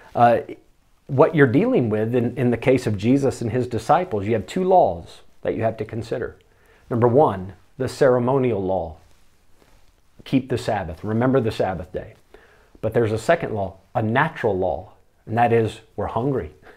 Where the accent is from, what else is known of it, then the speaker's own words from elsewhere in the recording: United States; moved away; me as an American